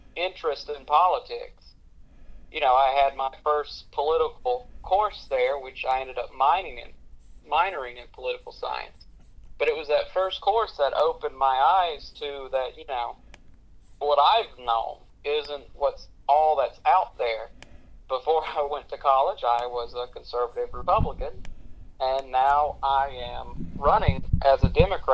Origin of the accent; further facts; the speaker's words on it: Lancaster County, South Carolina, United States; also born or lived in York, South Carolina; I was born and raised in Lancaster County, so I'm not native to York, but I'm native to the area